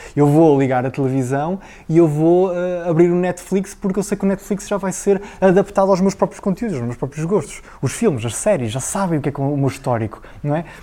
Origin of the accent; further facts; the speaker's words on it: Figueira da Foz, Coimbra District, Portugal; also born or lived in Aveiro; eu nasci na Figueira da Foz, terra lindíssima